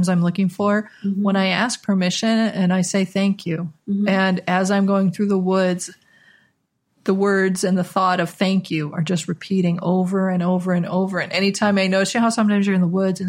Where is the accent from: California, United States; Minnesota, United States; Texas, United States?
Minnesota, United States; where I grew up in Minnesota